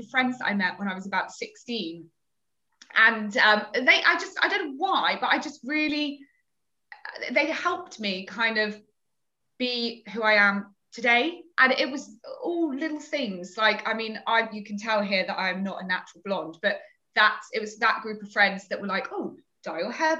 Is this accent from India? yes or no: no; Torquay, South West England, United Kingdom; the girls' grammar school in the area that I grew up in Torquay